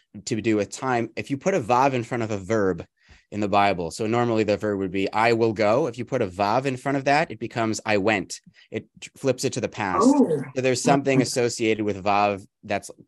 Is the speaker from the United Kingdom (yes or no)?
no; Calgary, Alberta, Canada; I was raised in the Jewish community in Calgary, Alberta, which is in Canada